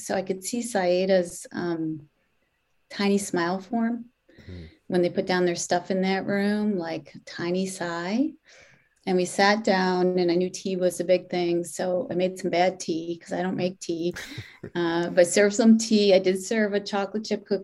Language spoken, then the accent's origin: English; Detroit, Michigan, United States; now in Boston, United States; I'm Catholic. I grew up in Detroit